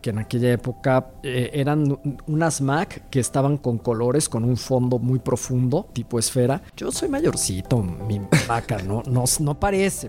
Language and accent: Spanish; Mexico; las personas que somos mexicanos y latinoamericanos